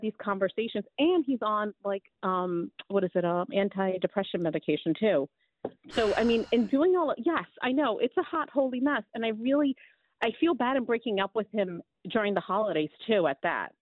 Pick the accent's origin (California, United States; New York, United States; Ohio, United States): New York, United States; New York City; also born or lived in New Jersey; I was raised on the Upper East Side